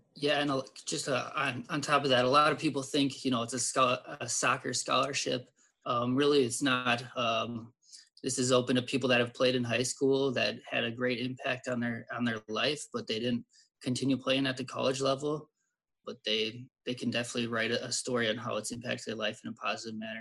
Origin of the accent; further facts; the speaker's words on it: St. Louis Park, Minnesota, United States; I, I grew up in St. Louis Park